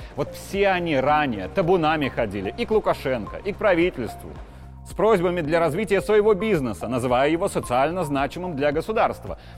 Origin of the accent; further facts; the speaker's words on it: Belarus; все мы, белорусы